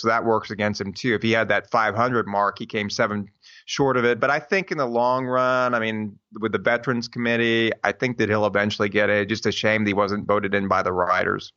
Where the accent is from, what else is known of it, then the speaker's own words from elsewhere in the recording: Houston, Texas, United States; we're from Houston.